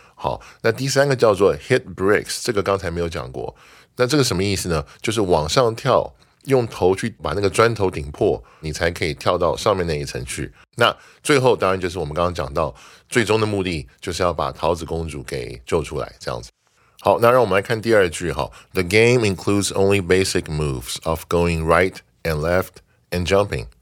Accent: Taiwan; 我们台湾人移民去的时候就变成 Taiwanese American

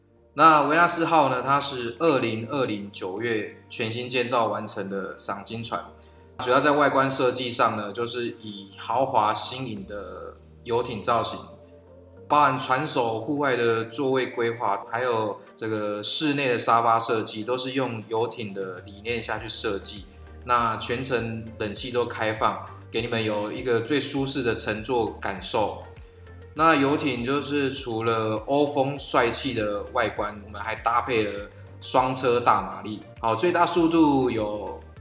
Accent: Chongde, Hualien County, Taiwan; 我的老家在崇德海边，啊，小时候就是经常看着那，就是那一片无边无际的蓝啊。然后长大之后出去工作，才发现这个是属于家乡最深的乡愁。

